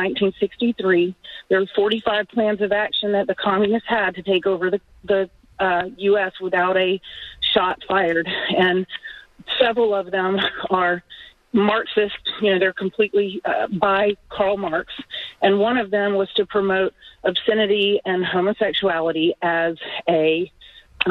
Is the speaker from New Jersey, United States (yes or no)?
no; Atlanta, Georgia, United States; I'm from Atlanta